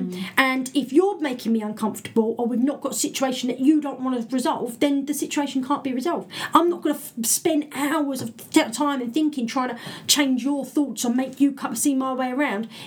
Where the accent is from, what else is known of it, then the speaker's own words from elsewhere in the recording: England, United Kingdom; Brit being British